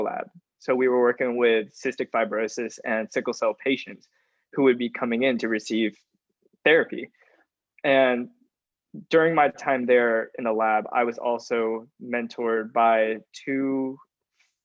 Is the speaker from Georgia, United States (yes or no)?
yes; Augusta, Georgia, United States; I am also from Augusta, so I wasn't able to escape my hometown for too much